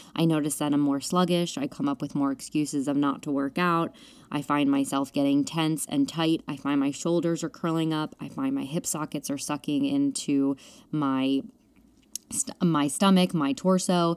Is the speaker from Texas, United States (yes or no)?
no; Pennsylvania, United States; now in New York, United States; we were going to have me move home to Pennsylvania